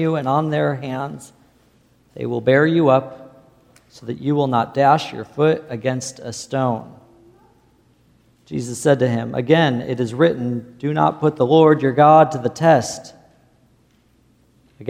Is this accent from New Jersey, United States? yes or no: no; Illinois, United States; I didn't grow up in the desert. I grew up in Illinois